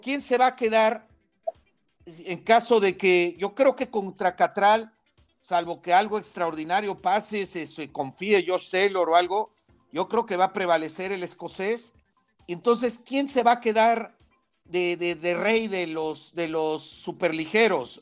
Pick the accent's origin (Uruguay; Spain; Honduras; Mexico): Mexico; los que somos mexicanos